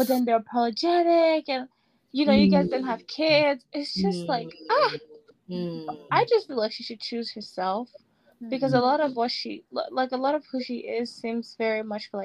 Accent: Nigeria; being an Nigerian

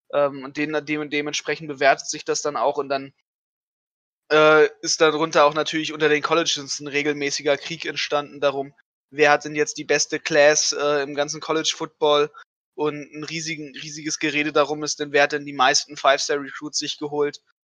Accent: Germany; bei uns in Deutschland

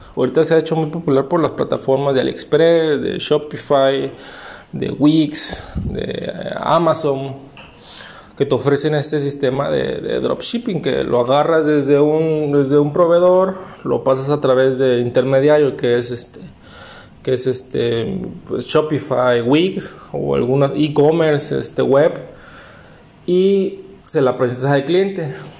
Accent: Veracruz, Mexico; moved away as an adult; now in Cancún, Mexico; trabajé en hotelería desde que llegué a Cancún, yo soy de Veracruz

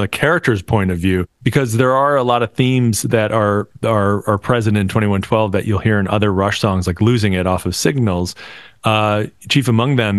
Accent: Buffalo, New York, United States; We grew up in Buffalo

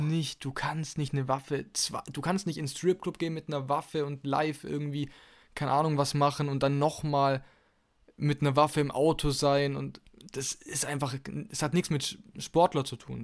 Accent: Germany; bei uns in Deutschland

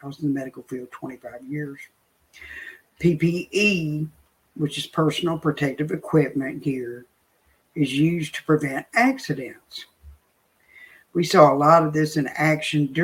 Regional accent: the South, United States; I'm from the South, so I say y'all

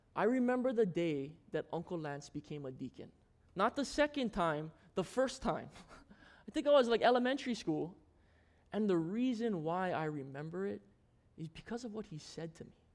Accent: Maui, Hawaii, United States; also born or lived in Lanai, Hawaii; When I moved to Maui, I was five years old

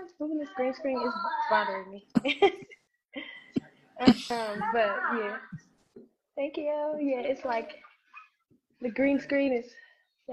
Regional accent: Louisville, Kentucky, United States; also born or lived in Chicago, Illinois; I am from Chicago, but I was raised in Louisville

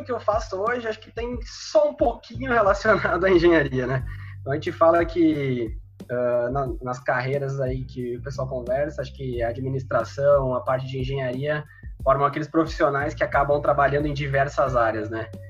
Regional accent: Sobradinho, Rio Grande do Sul, Brazil; born there; tenho atualmente os 24 anos. Eu sou nascido em, em Sobradinho, no região centro-serra aí do estado do Rio Grande do Sul, cidadezinha de 15 mil habitantes, né?

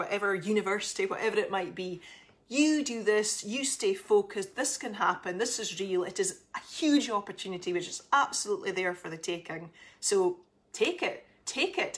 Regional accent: Aberdeen, Scotland, United Kingdom; I am from Scotland, in case you didn't gather, and right up north in Aberdeen.

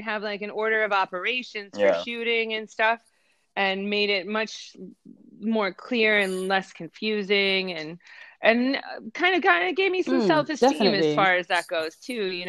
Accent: Cincinnati, Ohio, United States; I grew up in Cincinnati

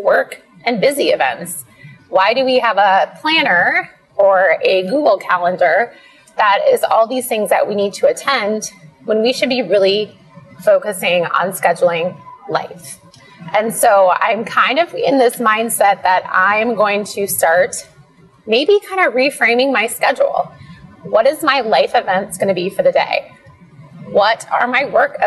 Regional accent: Iowa, United States; moved away; We grew up in this little small town in Iowa

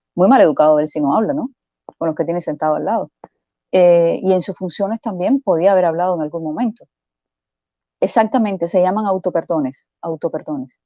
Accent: Cuba; moved away; Yo soy cubana

